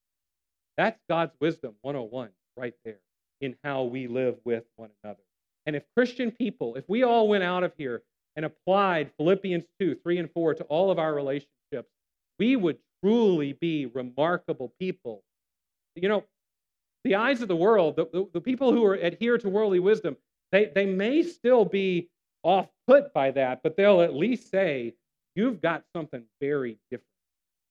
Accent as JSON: {"language": "English", "town": "Savannah", "region": "Georgia", "country": "United States", "tie": "born or raised there", "said": "I grew up here in Savannah"}